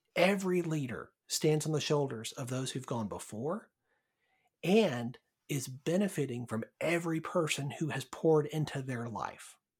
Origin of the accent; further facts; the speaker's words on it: Birmingham, Alabama, United States; also born or lived in Texas; now in Northern Virginia, United States; originally from Birmingham, Alabama, though it's been a while